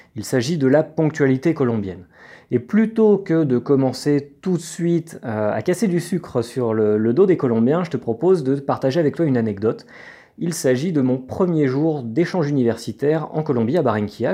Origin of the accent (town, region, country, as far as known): France